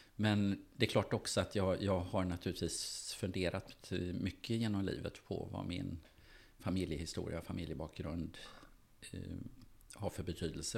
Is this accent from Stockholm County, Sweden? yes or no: no; Gothenburg, Västra Götaland, Sweden; jag växte upp i Göteborg